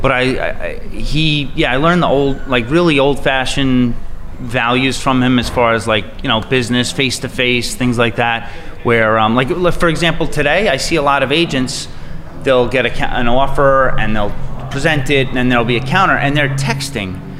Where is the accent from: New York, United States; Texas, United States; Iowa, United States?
New York, United States; Bayport; also born or lived in Sayville, New York; I grew up in Bayport Blue Point